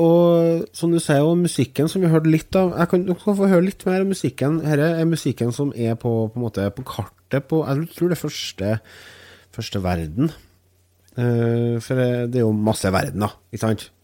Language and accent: Norwegian; Trøndelag, Norway; jeg er trønder